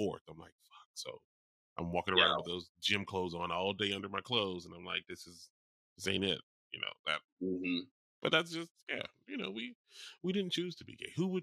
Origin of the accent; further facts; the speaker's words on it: New Orleans, Louisiana, United States; I'm from New Orleans. I've experienced a lot of years in Mardi Gras